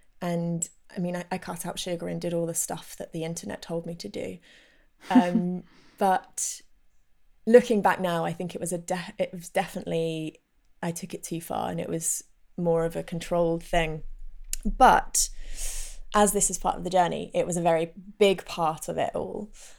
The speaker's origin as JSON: {"language": "English", "region": "London", "country": "United Kingdom", "tie": "born or raised there", "said": "And actually people that I knew from growing up in North London, one guy in particular commented once"}